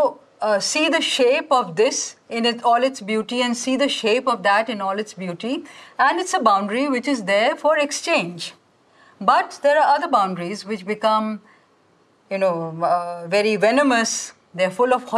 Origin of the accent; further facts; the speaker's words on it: India; first language Hindi; English is a second language; Hindi is a language which, like I said, it's my mother tongue. I have grown up with it, even though I have also studied English because, you know, English, there's a lot of English in India